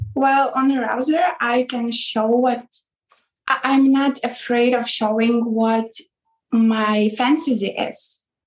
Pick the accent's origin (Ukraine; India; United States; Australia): Ukraine; now in Hungary; from Ukraine originally, but I live in Hungary.